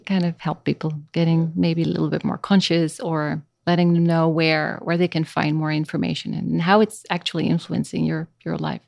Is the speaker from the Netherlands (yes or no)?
yes; Netherlands; first language Dutch; English is a second language; moved away as an adult; now in Costa Rica; I was born in Holland, in the Netherlands